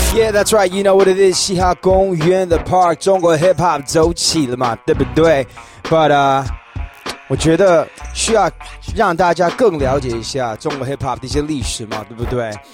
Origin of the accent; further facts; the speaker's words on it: Los Angeles, California, United States; moved away; 大家知道我是来自洛杉矶嘛